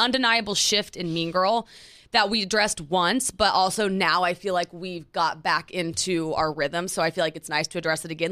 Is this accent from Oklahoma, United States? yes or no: yes; Oklahoma, United States; moved away as an adult; now in New York City, United States; we're from Oklahoma